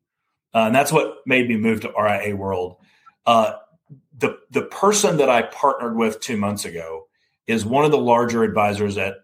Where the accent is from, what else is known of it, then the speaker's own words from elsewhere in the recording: Alabama, United States; I grew up in Alabama